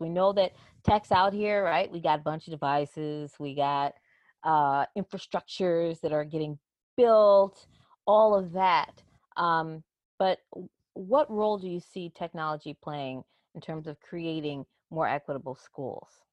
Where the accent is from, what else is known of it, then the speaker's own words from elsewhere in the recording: Chicago, Illinois, United States; Chicago, and, and that's my hometown